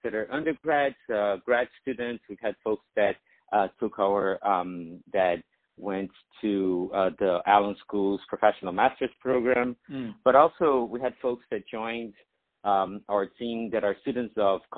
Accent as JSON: {"language": "English", "country": "Brazil", "tie": "born or raised there", "moved": "yes", "said": "I grew up in Brazil"}